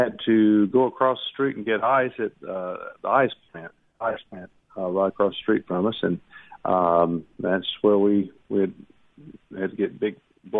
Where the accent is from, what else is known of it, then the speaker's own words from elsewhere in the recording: Hernando, Mississippi, United States; we are from Hernando